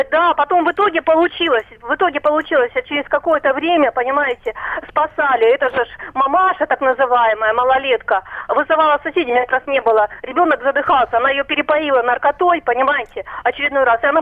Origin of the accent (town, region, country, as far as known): Rostov-on-Don, Rostov Oblast, Russia